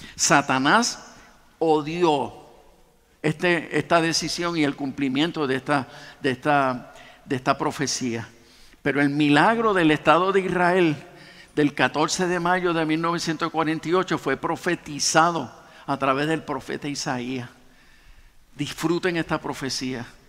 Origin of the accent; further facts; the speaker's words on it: Puerto Rico; nosotros en realidad somos una mezcla española, africana y de nativos